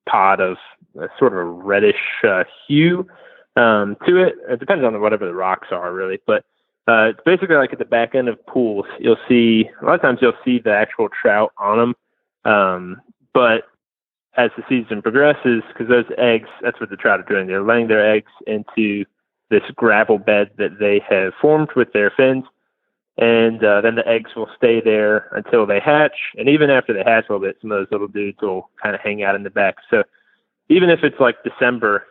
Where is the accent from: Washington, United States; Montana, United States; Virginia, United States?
Virginia, United States; Waynesboro; now in Lynchburg, United States; I grew up in Waynesboro